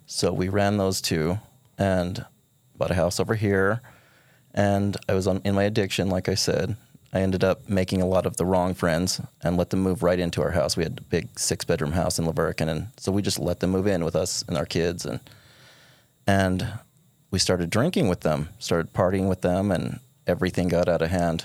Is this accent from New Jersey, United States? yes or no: no; Kanab, Utah, United States; born and raised in Kanab.